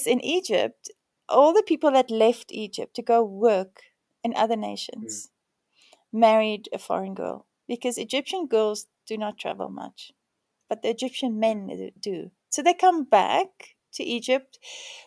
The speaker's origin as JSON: {"language": "English", "country": "South Africa", "tie": "born or raised there", "also_born_or_lived": "Spain", "moved": "as an adult", "said": "being South African, born in apartheid as an Afrikaner"}